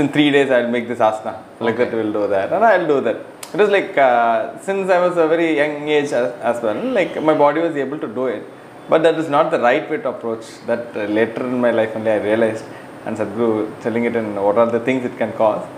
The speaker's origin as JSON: {"language": "English", "town": "Cuddalore", "region": "Tamil Nadu", "country": "India", "said": "I am from Cuddalore, actually, Anna. Like, Cuddalore is near to Pondicherry."}